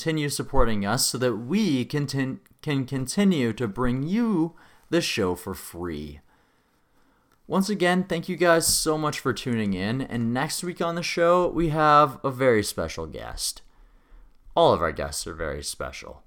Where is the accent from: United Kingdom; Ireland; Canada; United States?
Canada; Regina, Saskatchewan; my hometown, Regina, Saskatchewan